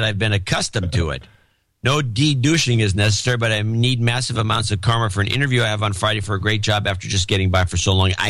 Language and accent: English; Perth, Western Australia, Australia; moved away; I'm originally from Gitmo Nation Down Under and currently working towards moving back home to Perth.